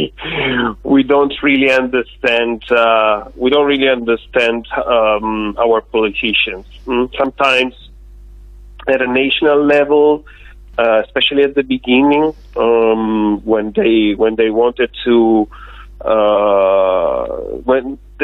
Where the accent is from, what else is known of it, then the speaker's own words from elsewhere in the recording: Tuscany, Italy; I'm from Italy, but I'm from a state that you know very well